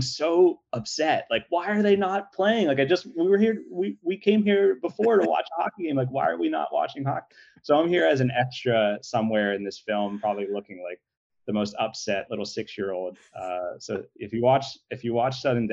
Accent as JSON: {"language": "English", "town": "Pittsburgh", "region": "Pennsylvania", "country": "United States", "tie": "born or raised there", "said": "I grew up in Pittsburgh"}